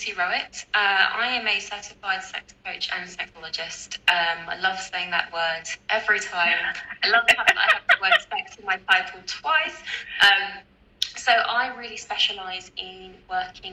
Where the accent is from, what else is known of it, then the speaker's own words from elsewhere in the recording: United Kingdom; because I'm British and I grew up in the UK